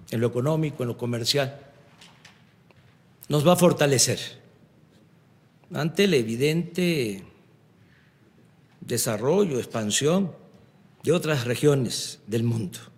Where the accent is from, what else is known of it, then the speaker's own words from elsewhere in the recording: Mexico; Los mexicanos respetamos, admiramos dos símbolos